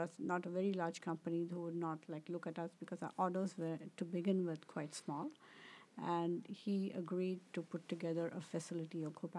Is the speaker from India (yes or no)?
yes; India; English is a second language; also born or lived in Southern India; And I was born in southern India. My family belongs to southern India, but my parents lived in northern India for the most time.